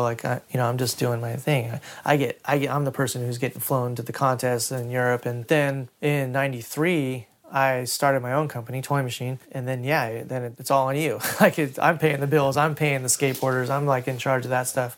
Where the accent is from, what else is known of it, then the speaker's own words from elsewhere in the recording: Huntington Beach, California, United States; I grew up in Huntington Beach where it was surf culture